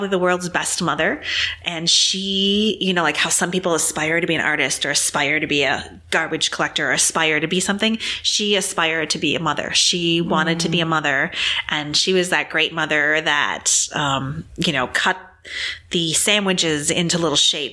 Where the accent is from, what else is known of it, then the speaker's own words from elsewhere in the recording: Green Bay, Wisconsin, United States; I was born in Green Bay, Wisconsin